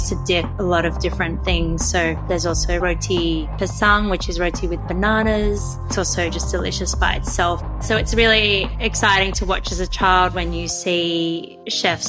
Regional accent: Sydney, New South Wales, Australia; also born or lived in New York; growing up in Sydney as a first generation Chinese immigrant

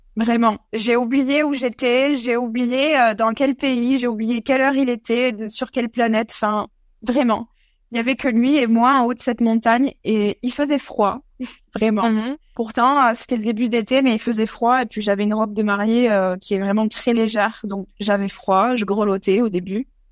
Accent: Pyrenees, France; now in Australia; en France, on est des Pyrénées

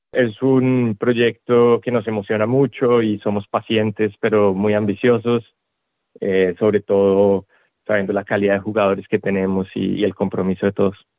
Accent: Colombia; now in Australia; yo soy originario de Colombia

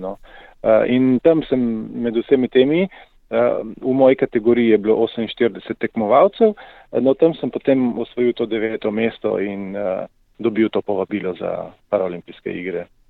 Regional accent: Primorska, below Nanos, Slovenian Littoral, Slovenia; jaz prihajam iz Primorske, se pravi izpod Nanosa.

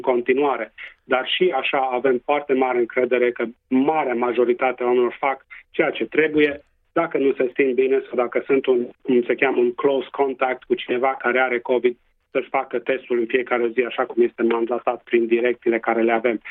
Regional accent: Transylvania, Romania; accent: Transylvanian; first language Romanian; now in Western Australia, Australia

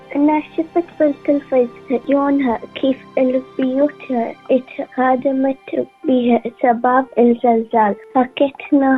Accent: Syria; now in Sydney, Australia; أنا بالصف السادس نحن من سوريا

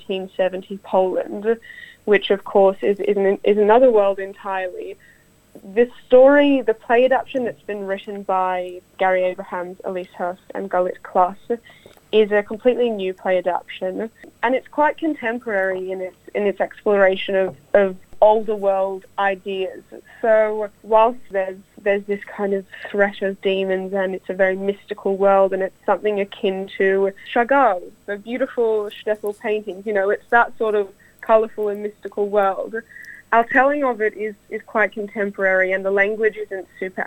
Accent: Australia; I'm Jewish, I'm Australian-Russian

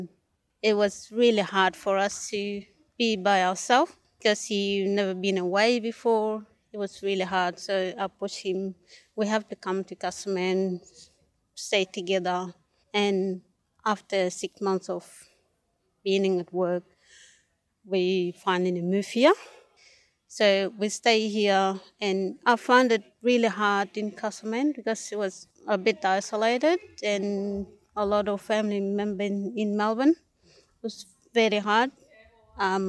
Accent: South Sudan; English is a second language; now in Castlemaine, Australia; I'm from South Sudan

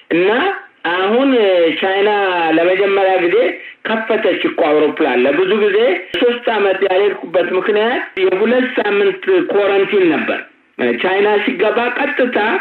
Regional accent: Adama, Oromia, Ethiopia; moved away as an adult; now in United States; የናዝሬት ልጅ ነኝ። ናዝሬት ነው ያደግኩት

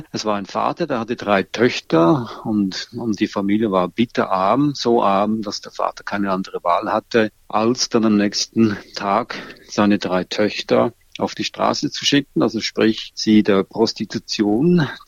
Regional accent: Switzerland; In der Schweiz zum Beispiel, wo ich herkomme, heißt Ruprecht schmutzlig

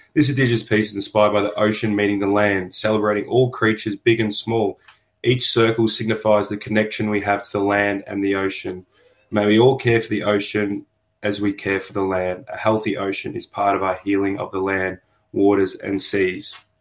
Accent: Melbourne, Victoria, Australia; but I was born in on Bunurong land in Melbourne, and I currently work on Bunurong land

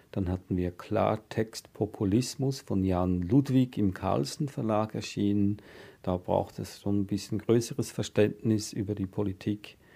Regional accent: Switzerland; ich bin auch in einer sehr grundfesten Demokratie aufgewachsen in der Schweiz

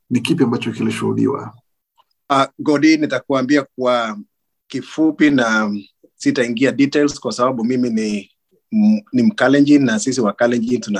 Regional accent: Kenya; sisi ni wakalenjin majority wetu ni wakalenjin na kama sio wakalenjin mtu ana relationship na wakalenjin

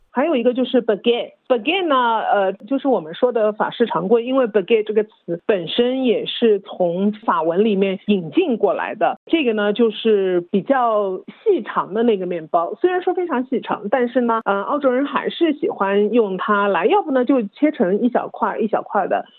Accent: China; now in Australia; 我就是在国内长大的

